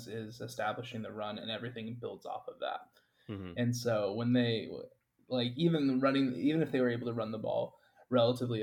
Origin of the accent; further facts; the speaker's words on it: Nashville, Tennessee, United States; I grew up in Nashville